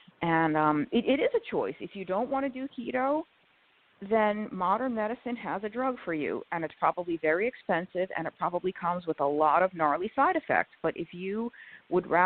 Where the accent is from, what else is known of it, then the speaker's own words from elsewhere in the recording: New York, United States; I was born and raised in New York